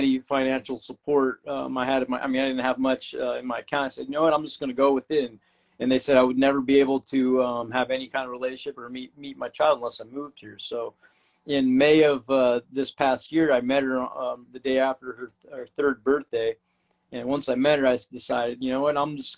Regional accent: California, United States; moved away as an adult; now in Brisbane, Australia; I'm from California

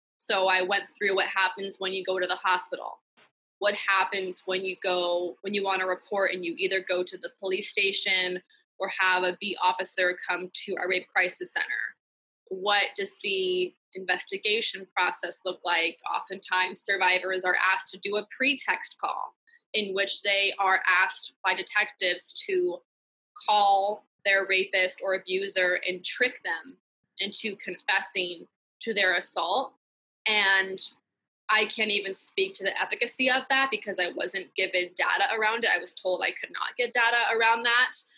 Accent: Piedmont, California, United States; I was born and raised in the Bay Area and specifically a town called Piedmont in the East Bay

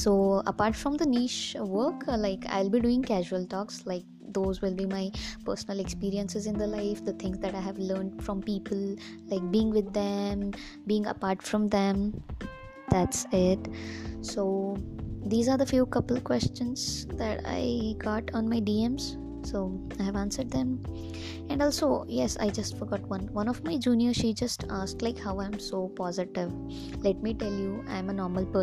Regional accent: India; Yes, I am Indian. Hindustani hoon

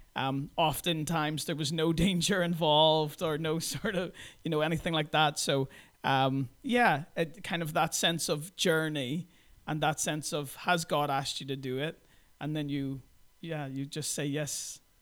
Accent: Belfast, Northern Ireland, United Kingdom; moved away as an adult; also born or lived in Brooklyn, New York / Krasnoyarsk, Russia; I'm originally from Belfast in Northern Ireland.

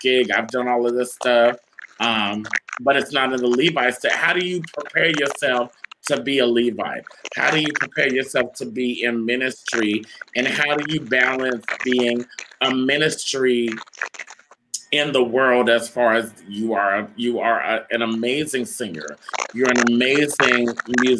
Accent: Rancho Cucamonga, California, United States; I grew up in Rancho Cucamonga, California

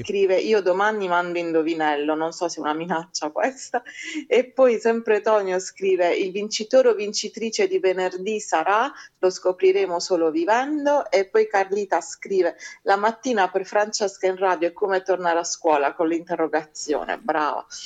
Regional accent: Bari, Apulia, Italy

